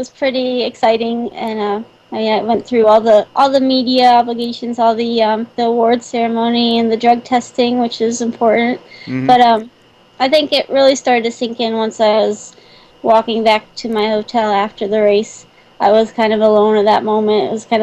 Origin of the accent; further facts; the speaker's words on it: Morgantown, West Virginia, United States; now in Dilliner, United States; my hometown that came up from West Virginia and Morgantown